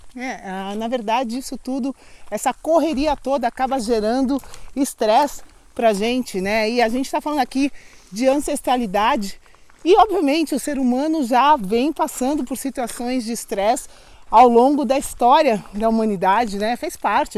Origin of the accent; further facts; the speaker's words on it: São Paulo, Brazil; eu moro em São Paulo, minha família é de São Paulo, sou original de São Paulo